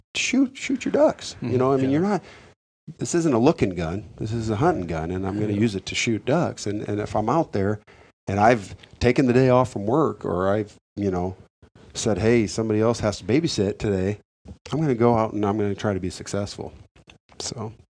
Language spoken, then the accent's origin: English; United States; growing up on the Mississippi